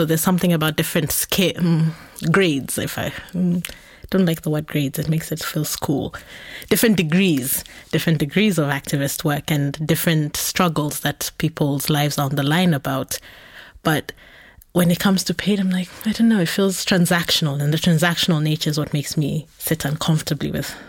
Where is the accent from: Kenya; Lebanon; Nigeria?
Kenya; Nairobi; so I grew up in Nairobi, where we had public transport that were called matatus